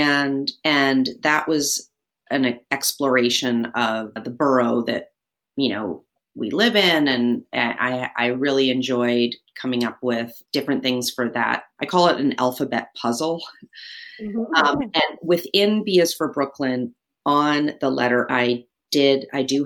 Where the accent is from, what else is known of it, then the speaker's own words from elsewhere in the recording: Vancouver, British Columbia, Canada; moved away as an adult; now in New York, United States; I'm originally from Vancouver, Canada, and I moved to New York 30 years ago to go to art school